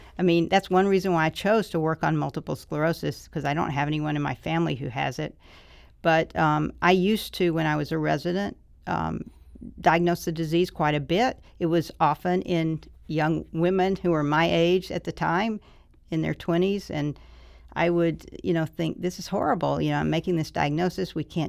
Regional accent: Mobile, Alabama, United States; No, I'm from Alabama.

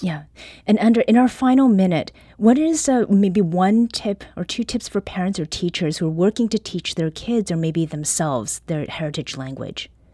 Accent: Canada; first language Korean; English is a second language; now in St. Louis, United States; I was born in Canada, I spoke only Korean when I entered

